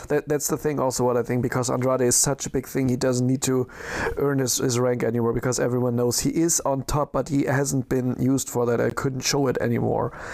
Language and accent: English; Düsseldorf area, North Rhine-Westphalia, Germany; I am from, not from Düsseldorf, from the other side of the Rhine, but it's like, uh, it's my hometown area